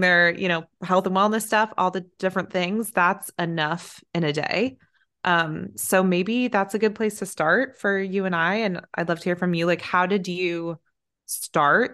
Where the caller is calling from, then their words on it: Los Angeles, California, United States; I'm calling in from